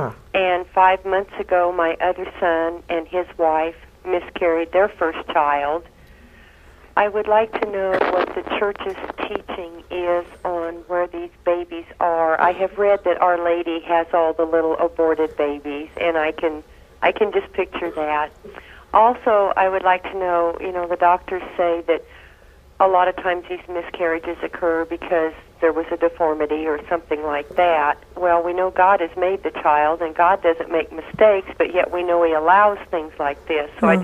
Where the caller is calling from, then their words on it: Kansas, United States; I'm from Kansas.